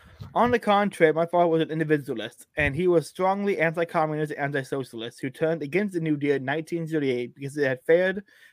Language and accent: English; New York, United States; I grew up in New York in 1930s in the midst of what can only be called a communist culture. As middle class Jews in New York, my relatives, friends, classmates, and neighbors faced only one great moral decision in their lives.